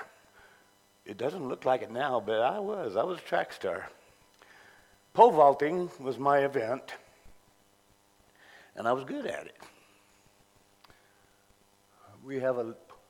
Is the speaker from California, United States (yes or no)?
yes; Contra Costa County, California, United States; moved away; I grew up in Contra Costa, California, Contra Costa County in California